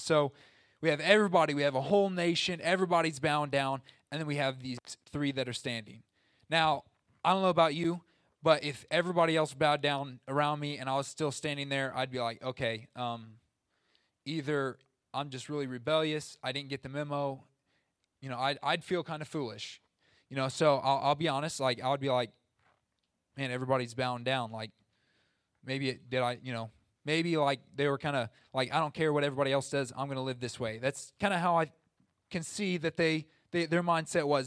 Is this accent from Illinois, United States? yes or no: yes; Southern Illinois, United States; I'm from Southern Illinois